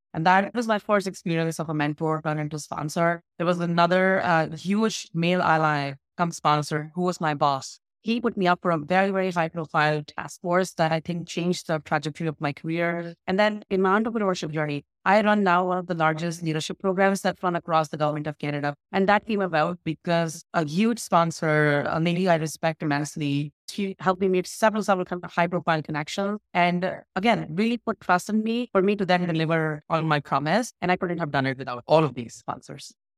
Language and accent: English; Jaipur, Rajasthan, India; I up in India in a city called Jaipur